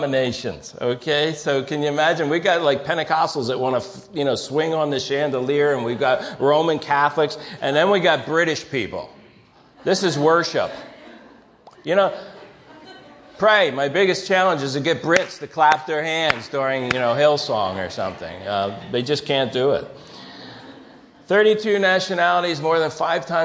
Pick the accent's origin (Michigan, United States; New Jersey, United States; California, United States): New Jersey, United States; moved away; I'm a schlep from South Jersey